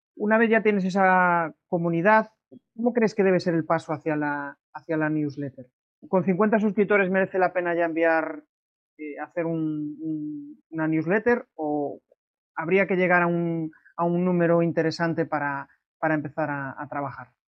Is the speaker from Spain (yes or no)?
yes; Galicia, Spain; como buen gallego